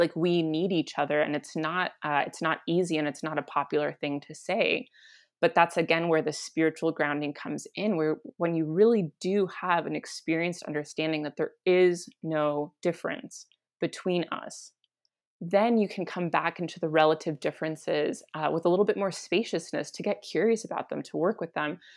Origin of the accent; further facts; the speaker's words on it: Santa Fe, New Mexico, United States; also born or lived in Guatemala; I was born and raised in Santa Fe, New Mexico